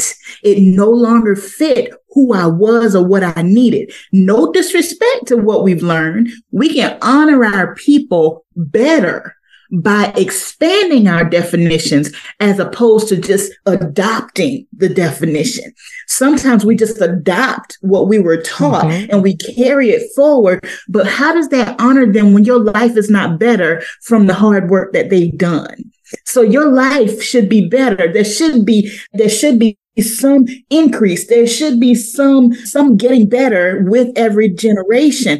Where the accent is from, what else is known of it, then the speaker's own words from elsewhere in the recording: Crocketville, South Carolina, United States; moved away; I am from Crockettville, South Carolina